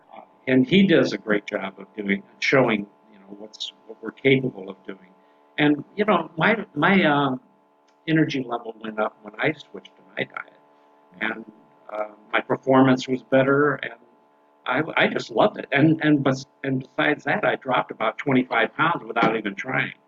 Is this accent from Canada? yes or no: yes; Canada; now in United States; as a Canadian citizen, I, I've been here in the United States